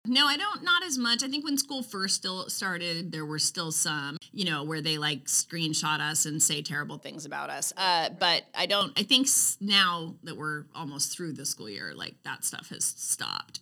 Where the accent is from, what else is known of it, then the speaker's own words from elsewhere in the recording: Roseburg, Oregon, United States; moved away; I grew up in Roseburg. I went to Roseburg High School.